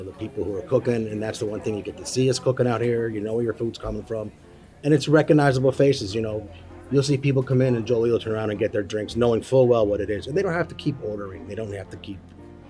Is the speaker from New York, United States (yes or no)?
yes; Cooperstown, New York, United States; now in Ithaca, United States; I grew up in Cooperstown